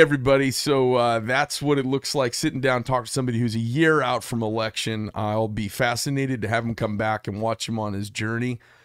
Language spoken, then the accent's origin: English; United States; as an American